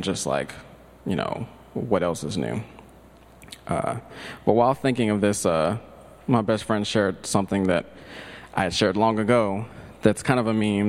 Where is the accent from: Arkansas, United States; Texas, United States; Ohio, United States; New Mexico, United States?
Texas, United States; Tyler; growing up in Tyler, Texas